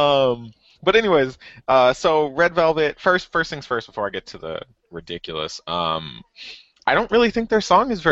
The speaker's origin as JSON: {"language": "English", "country": "United States", "said": "I love being an American, I'm very proud of being an American"}